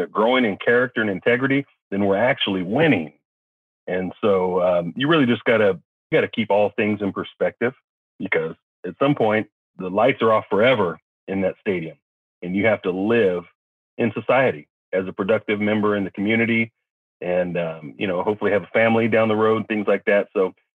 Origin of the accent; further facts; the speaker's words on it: Kansas City, United States; moved away as an adult; also born or lived in Norfolk, Virginia / College Station, Texas; now in Texas, United States; I'm originally from Kansas City area